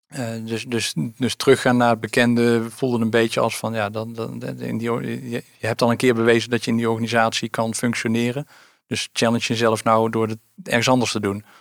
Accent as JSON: {"language": "Dutch", "town": "Oosterhout", "region": "North Brabant", "country": "Netherlands", "tie": "born or raised there", "said": "ik ben ehm, eh, geboren en getogen in Oosterhout"}